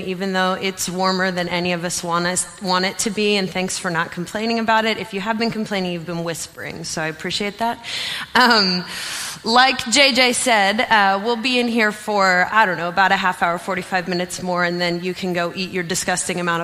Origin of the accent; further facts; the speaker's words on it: York, Pennsylvania, United States; also born or lived in Ohio; I'm from Pennsylvania, not Ohio. And so my parents put me into what was called the Christian School of York